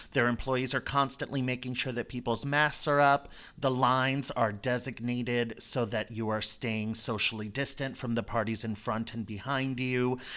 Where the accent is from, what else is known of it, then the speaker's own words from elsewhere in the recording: Florida, United States; I grew up in Florida